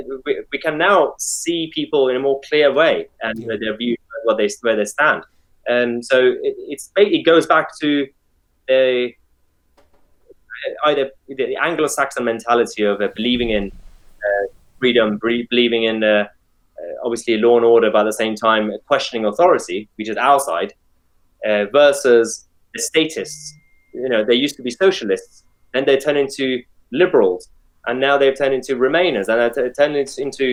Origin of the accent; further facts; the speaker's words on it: London, United Kingdom; as a Londoner, as a city boy